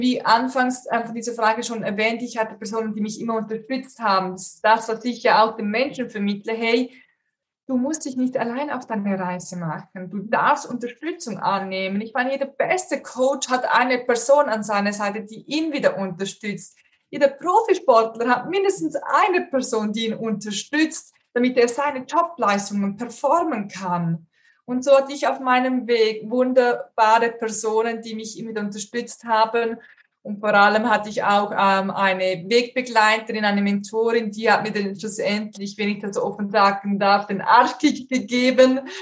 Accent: Switzerland; bei uns in der Schweiz

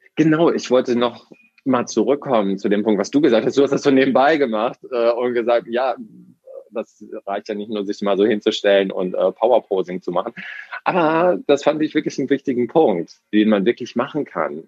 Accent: Hamburg, Germany; ich komme ja aus Hamburg hier

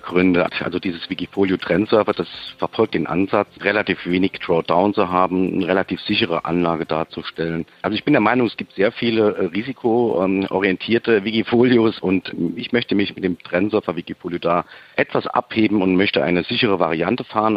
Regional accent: Saarbrücken, Saarland, Germany; Ich komme aus Saarbrücken und ich bin 45 Jahre alt.

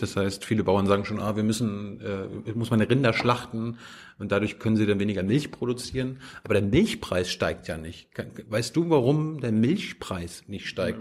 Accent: Mecklenburg-Vorpommern, Germany; Ich bin in Mecklenburg aufgewachsen

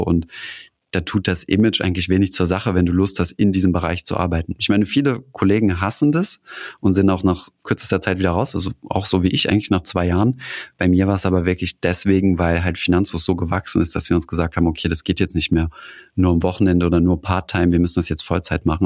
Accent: Saarland, Germany; ich komme aus dem Saarland

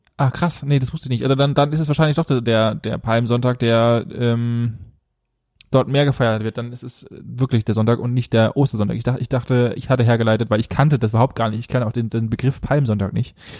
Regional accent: Germany; bei uns in Deutschland

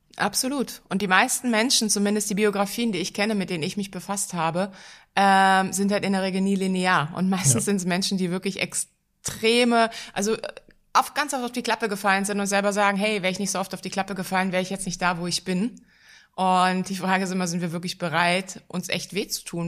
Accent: Berlin, Germany; In Berlin. Ich bin eine gebürtige Berlinerin

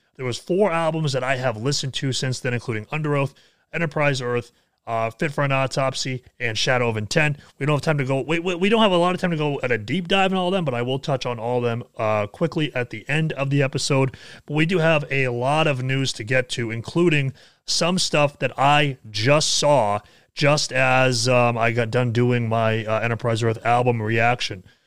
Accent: New Hampshire, United States; here in New Hampshire, in my home state

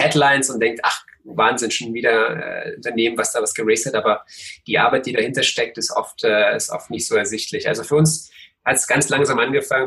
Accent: Cottbus, Brandenburg, Germany; ich bin in Cottbus aufgewachsen

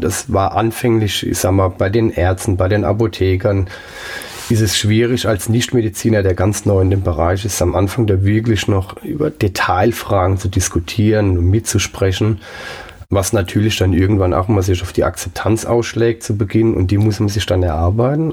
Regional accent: Pirmasens, Rhineland-Palatinate, Germany; born or raised there; also born or lived in Saarland

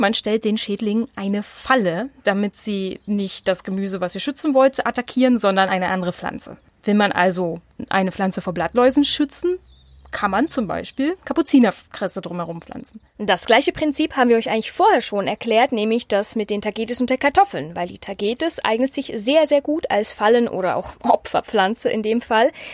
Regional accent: Mecklenburg-Vorpommern, Germany; bei uns in Mecklenburg-Vorpommern

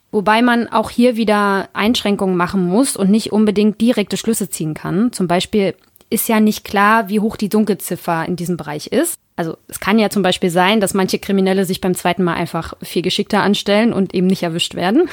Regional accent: Germany; als Deutscher

